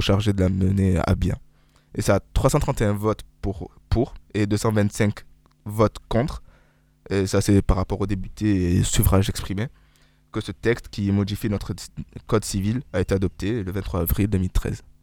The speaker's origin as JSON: {"language": "French", "country": "France", "said": "on est français"}